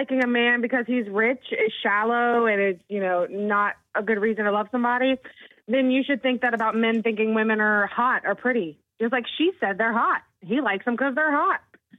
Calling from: Moncks Corner, South Carolina, United States; …, and I'm from Monk's Corner.

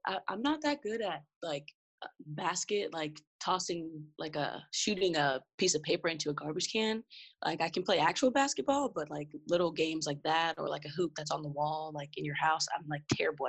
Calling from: Pittsburgh, Pennsylvania, United States; I am joining you from Pittsburgh, Pennsylvania.

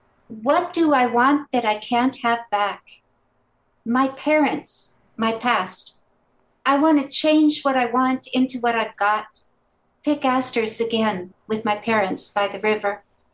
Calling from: Maryland, United States; I'm also calling from Maryland.

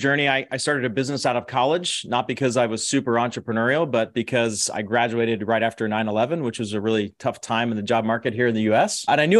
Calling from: Dallas, Texas, United States; Dallas, Texas. Yeehaw.

